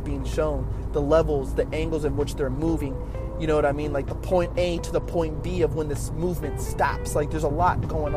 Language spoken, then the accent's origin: English; Oxnard, California, United States; the neighborhood I grew up in Oxnard. Oxnard's not that big of a city